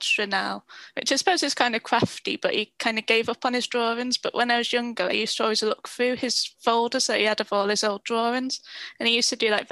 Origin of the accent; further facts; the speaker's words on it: Warrington, North West England, United Kingdom; moved away as an adult; also born or lived in Liverpool; now in North Wales, United Kingdom; I'm from Warrington originally, so like in between Manchester, Liverpool.